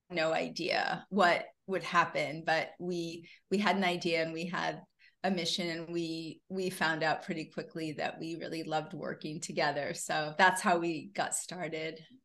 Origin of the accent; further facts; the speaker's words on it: Syracuse, New York, United States; moved away as an adult; also born or lived in Boston / Los Angeles; I was actually born in Boston. I grew up in Syracuse